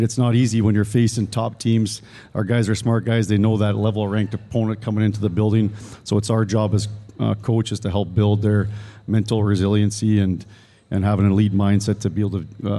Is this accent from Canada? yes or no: yes; Canada; And I came from Canada and didn't really know any better